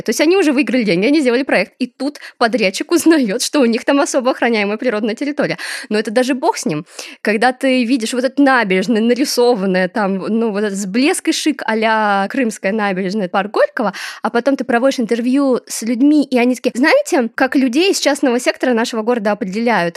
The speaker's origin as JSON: {"language": "Russian", "town": "Desnogorsk", "region": "Smolensk Oblast", "country": "Russia", "tie": "born or raised there", "said": "мой город, где я росла, и он тоже супер благополучный, Десногорск"}